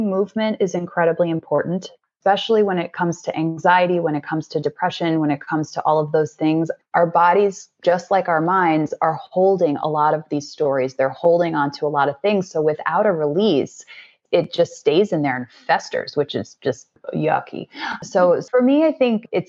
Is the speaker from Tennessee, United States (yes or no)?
no; New York, United States; growing up as a New Yorker